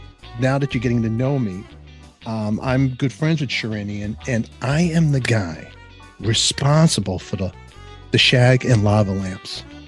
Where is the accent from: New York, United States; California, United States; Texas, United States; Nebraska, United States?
New York, United States; Canarsie; You're from Long Island. I'm from Canarsie. We understand each other.